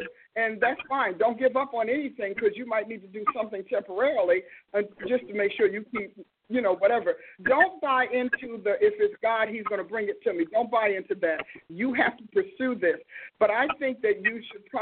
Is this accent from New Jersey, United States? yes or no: yes; New Jersey, United States; born or raised there